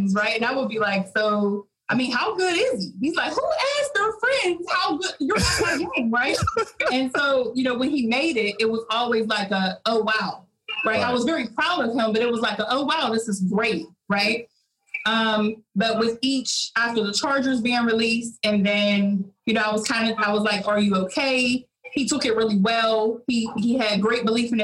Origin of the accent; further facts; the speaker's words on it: Pittsburgh, Pennsylvania, United States; I grew up in Pittsburgh